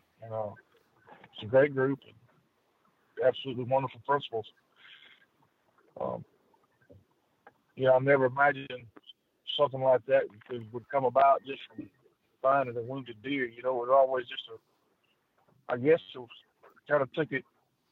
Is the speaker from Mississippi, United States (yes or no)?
yes; Smithdale, Mississippi, United States; I'm from Smithdale, Mississippi, and Amick County